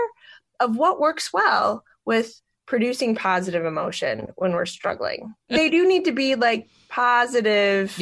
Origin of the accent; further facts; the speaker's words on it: Pella, Iowa, United States; I'm from Pella